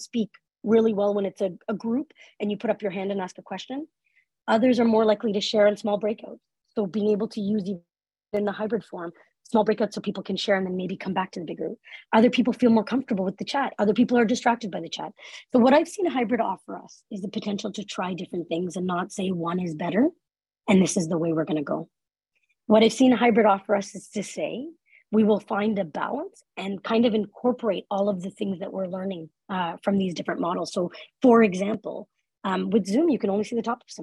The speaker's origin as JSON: {"language": "English", "country": "Canada", "said": "as a Canadian"}